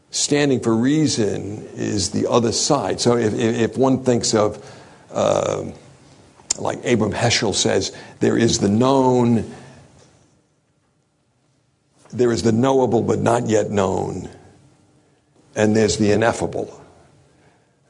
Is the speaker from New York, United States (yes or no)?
yes; New York City, New York, United States; born or raised there